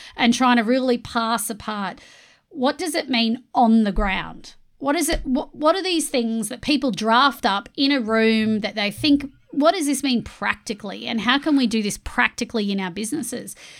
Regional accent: Australia; I'm an immigrant to Australia. I moved over here when I was five.

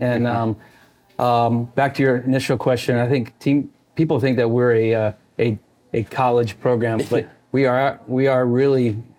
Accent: Indiana, United States; But Indiana is definitely my hometown, home state, basically. So love Indianapolis, love Carmel where my parents live.

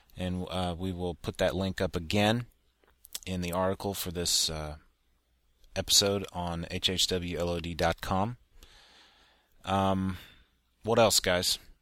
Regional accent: Texas, United States; as a Texan

